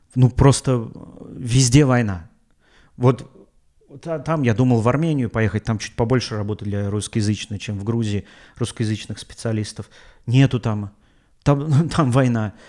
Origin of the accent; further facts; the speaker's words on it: Russia; я из России